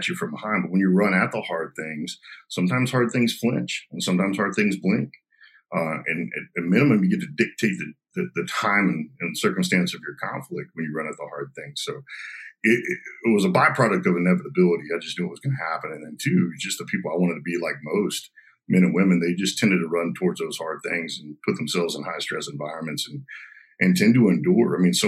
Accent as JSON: {"language": "English", "town": "Garland", "region": "Texas", "country": "United States", "tie": "born or raised there", "also_born_or_lived": "Arkansas", "said": "I was born in Arkansas, you know, moved down here to Garland, went to school at the United States Naval Academy"}